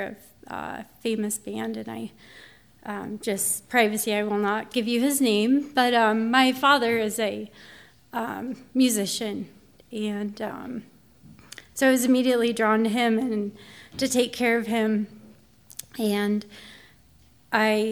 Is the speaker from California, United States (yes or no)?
no; Pueblo, Colorado, United States; when I grew up, I lived on Brookfield Lane in Pueblo, Colorado